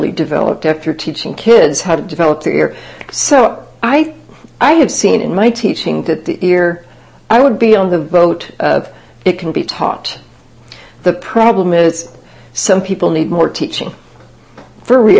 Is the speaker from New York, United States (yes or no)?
no; Kansas, United States; moved away; It was a small town I grew up in Kansas